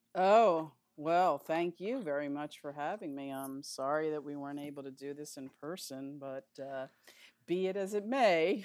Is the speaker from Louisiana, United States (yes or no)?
no; Philadelphia, Pennsylvania, United States; moved away as an adult; also born or lived in New York City / Queens / Los Angeles; I was pretty much raised in Philadelphia